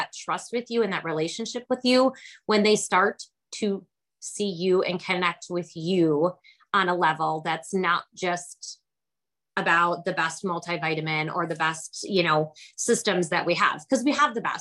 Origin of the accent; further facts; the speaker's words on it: Kenosha, Wisconsin, United States; I'm from Kenosha, Wisconsin, so I am a cheesehead here.